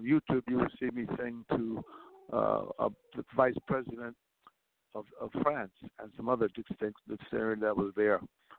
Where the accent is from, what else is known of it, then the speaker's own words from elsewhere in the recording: New York, United States; also born or lived in Jacksonville, Florida; now in Los Angeles, United States; No, I was born in Jacksonville, Florida, and I went to New York at a very young age.